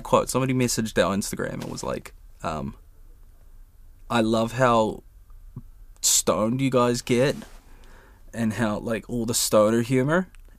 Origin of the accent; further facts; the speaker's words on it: North Shore, Auckland, New Zealand; I'm from the North Shore originally.